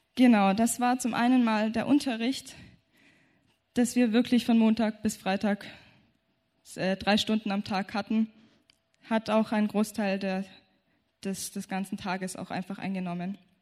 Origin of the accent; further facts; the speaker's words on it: Germany; wir kommen aus Deutschland